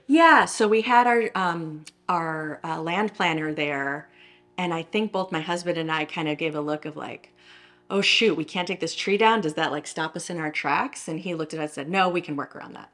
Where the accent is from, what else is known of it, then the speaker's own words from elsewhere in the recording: Downers Grove, Illinois, United States; moved away as an adult; also born or lived in Austin, Texas; I grew up in Downers Grove, Illinois